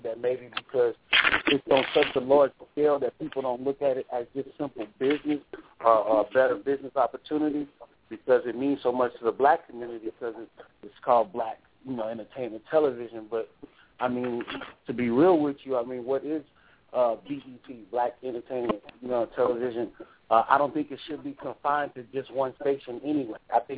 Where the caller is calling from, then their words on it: Alexandria, Louisiana, United States; I'm calling from Alexandria, Louisiana.